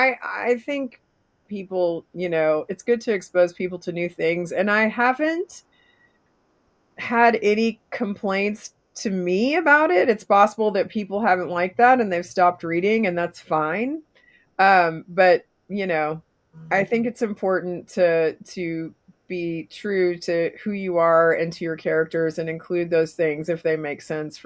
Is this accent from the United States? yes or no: no; Canada; born there; I was born in Canada.